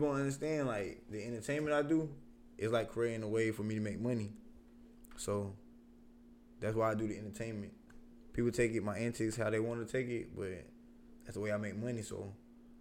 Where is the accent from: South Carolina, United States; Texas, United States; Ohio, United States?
South Carolina, United States; Columbia; I'm from Columbia, South Carolina. You already know, Northeast Side, Columbia, Parkway.